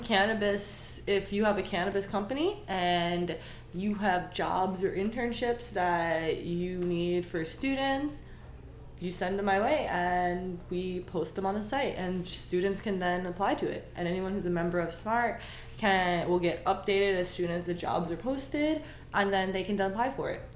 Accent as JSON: {"language": "English", "region": "New York", "country": "United States", "also_born_or_lived": "Miami", "moved": "yes", "said": "even though I'm from New York"}